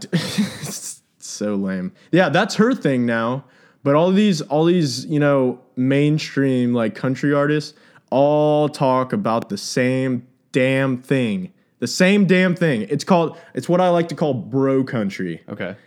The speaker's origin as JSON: {"language": "English", "region": "Texas", "country": "United States", "tie": "born or raised there", "said": "growing up in Texas"}